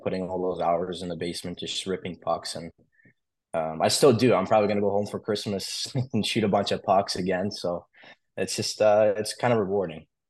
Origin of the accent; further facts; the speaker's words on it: Wolverine, Michigan, United States; also born or lived in Russia; I was born in Michigan